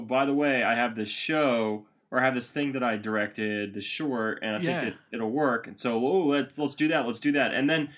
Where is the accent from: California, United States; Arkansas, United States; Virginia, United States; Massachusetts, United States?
Massachusetts, United States; Boston; You know, we're best friends from Boston.